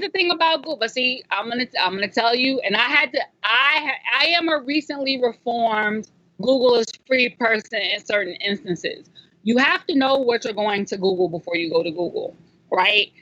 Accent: South Carolina, United States; growing up in South Carolina, I actually got clowned a little bit when I was a kid

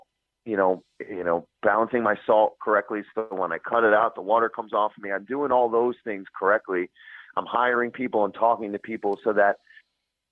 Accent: Philadelphia, Pennsylvania, United States; We're close to my hometown

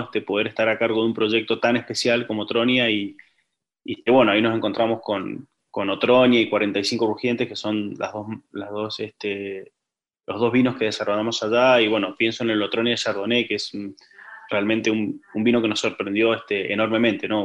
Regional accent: Luján de Cuyo, Mendoza, Argentina; yo nací en Luján de Cuyo, en Mendoza, este, soy, soy mendocino.

